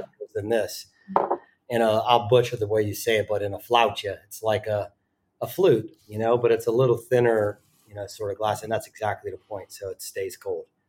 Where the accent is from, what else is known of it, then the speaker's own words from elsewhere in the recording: the South, United States; moved away as an adult; also born or lived in Richmond / New York; now in Amsterdam, Netherlands; I grew up in the South